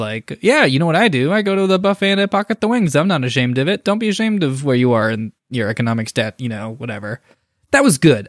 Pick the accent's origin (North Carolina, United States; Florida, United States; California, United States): California, United States; Bay Area; in my hometown, there's a spot where it's actually the first flight in the United States of America